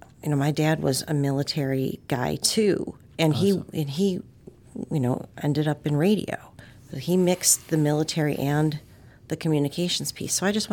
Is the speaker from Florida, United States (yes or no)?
no; Western New York, United States; Michael and I come from Western New York.